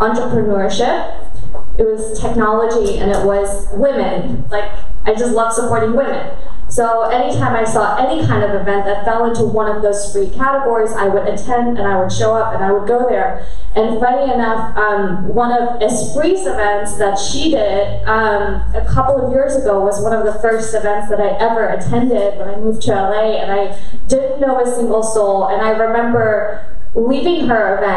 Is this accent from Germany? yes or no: yes; Germany; I grew up in Germany, and I'm half Korean